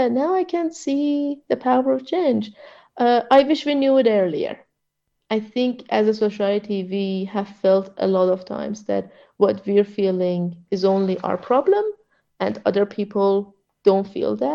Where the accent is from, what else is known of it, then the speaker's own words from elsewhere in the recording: Iran; now in Melbourne, Australia; I grew up in that regime